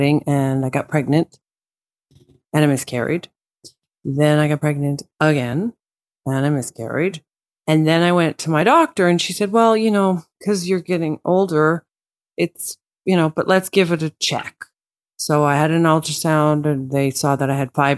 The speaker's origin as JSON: {"language": "English", "country": "Canada", "also_born_or_lived": "London, England", "moved": "as an adult", "lives_now": "Los Angeles, United States", "said": "And then we immigrated to Canada. So I much feel Canadian"}